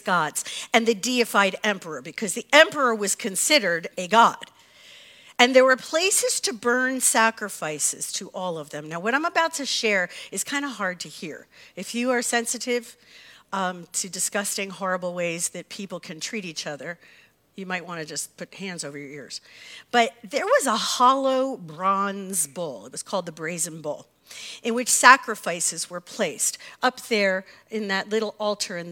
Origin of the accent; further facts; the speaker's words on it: United States; As American Christians